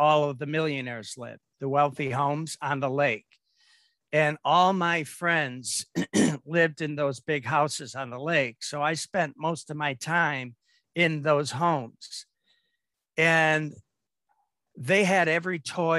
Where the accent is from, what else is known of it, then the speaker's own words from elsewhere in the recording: Detroit, Michigan, United States; I grew up in Detroit